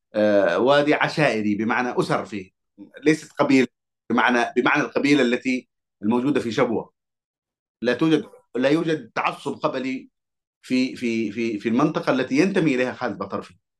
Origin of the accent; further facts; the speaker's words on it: Hadhramaut, Yemen; أنا كحضرمي